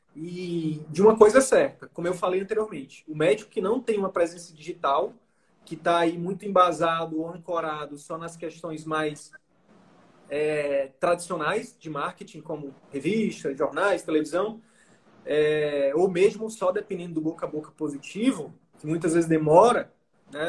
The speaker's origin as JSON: {"language": "Portuguese", "town": "Picos", "region": "Piauí", "country": "Brazil", "moved": "yes", "said": "eu sou lá de Picos, nome da minha cidade. Na verdade, eu sou da comunidade rural de Picos, que é uma cidade do interior do Piauí"}